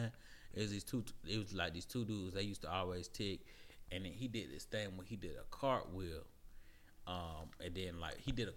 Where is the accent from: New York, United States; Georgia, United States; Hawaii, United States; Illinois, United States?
Georgia, United States; Atlanta; I grew up in West Atlanta, so like Stonemountain stuff didn't trickle down to me